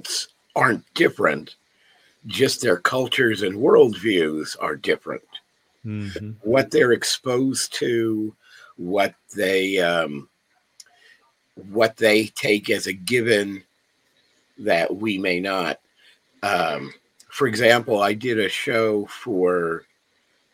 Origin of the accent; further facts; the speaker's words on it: Los Angeles, California, United States; I grew up here in Los Angeles